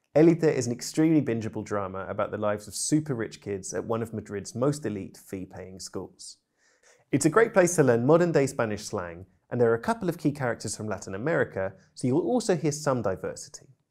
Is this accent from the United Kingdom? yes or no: yes; United Kingdom; I'm British polyglot